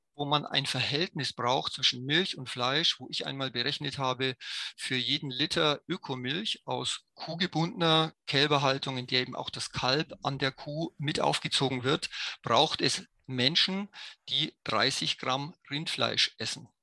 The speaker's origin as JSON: {"language": "German", "country": "Germany", "said": "als Deutsche"}